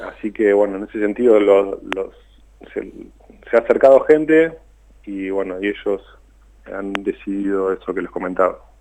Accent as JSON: {"language": "Spanish", "town": "Tandil", "region": "Buenos Aires Province", "country": "Argentina", "said": "nosotros somos de Tandil, yo estoy en Tandil"}